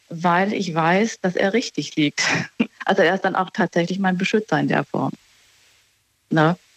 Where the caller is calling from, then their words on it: Baden-Baden, Baden-Württemberg, Germany; Ich bin in Baden-Baden.